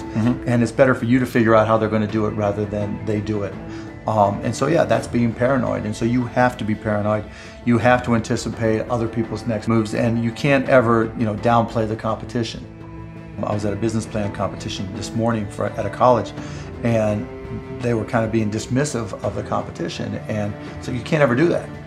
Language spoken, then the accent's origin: English; Pittsburgh, Pennsylvania, United States; I grew up in Pittsburgh